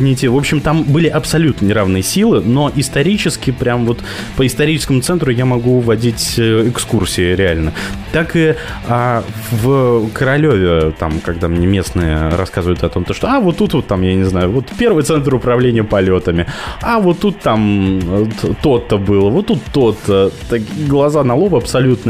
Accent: Kamchatka Krai, Russia; now in Moscow, Russia; я вырос на Камчатке.

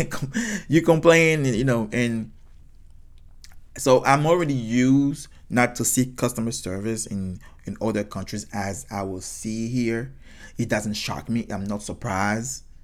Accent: United States; So because I'm American and I, they can see my blue passport, I would get a better service.

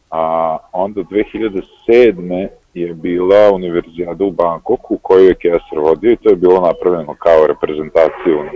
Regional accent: Novi Sad, Vojvodina, Serbia; also born or lived in Greece; To smo bile tamo dosta, ovaj, dosta nas iz Novog Sada i iz nekih okolnih mesta.

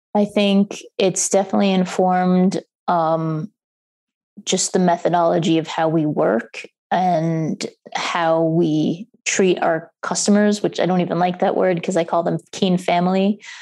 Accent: New York, United States; moved away as an adult; now in Minneapolis, United States; growing up in New York

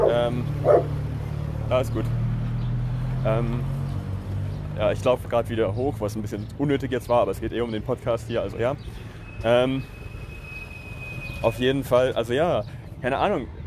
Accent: Germany; ja, ich komme aus Deutschland und äh, ja, mein Vater ist hier groß geworden

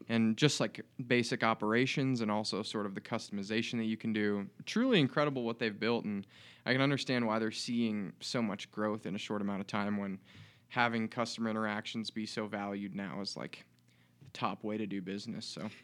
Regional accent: Des Moines, Iowa, United States; now in Bozeman, United States; from Des Moines, Iowa

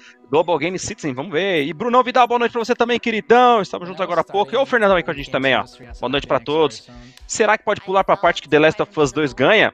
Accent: Brazil; Sou brasileiro

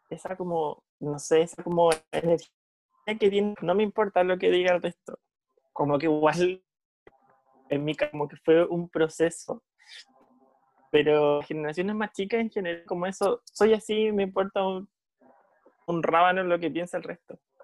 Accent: Chile

